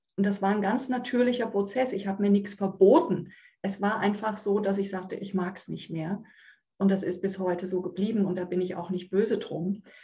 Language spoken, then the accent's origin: German; Münchhausen, Hesse, Germany; ich wohne in dem kleinen, wunderschönen Örtchen Münchhausen im Kreis Marburg-Biedenkopf. Da bin ich zu Hause.